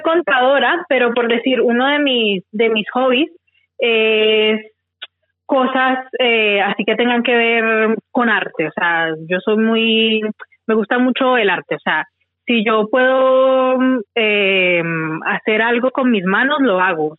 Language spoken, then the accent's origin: Spanish; Tuluá, Valle del Cauca, Colombia; moved away as an adult; now in Australia; yo soy de, de Tuluá, Valle, eh, de Colombia. Eh, llevo aquí en Australia ya mm, ocho años viviendo aquí.